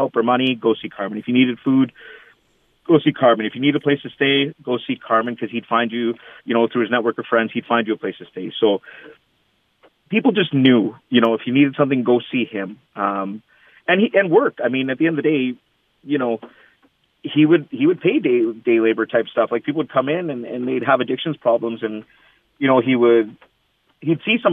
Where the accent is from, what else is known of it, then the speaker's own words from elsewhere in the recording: Canada; I'm born and raised, I'm Canadian, I'm as Canadian as they come.